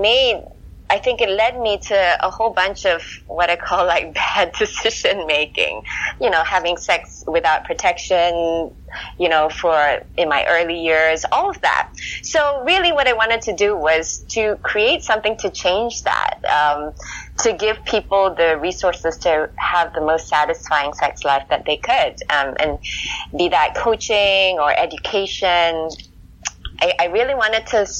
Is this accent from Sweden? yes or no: no; Singapore; moved away as an adult; also born or lived in California; When I was growing up in Singapore